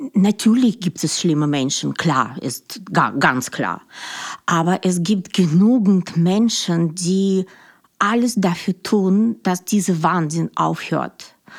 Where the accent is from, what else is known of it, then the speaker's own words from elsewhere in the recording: Russia; German is a second language; moved away as an adult; now in Germany; ich bin Russin